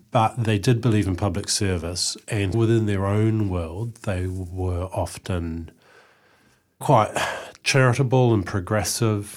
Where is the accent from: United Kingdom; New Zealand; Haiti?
New Zealand; Eastbourne, Wellington; I grew up in Eastbourne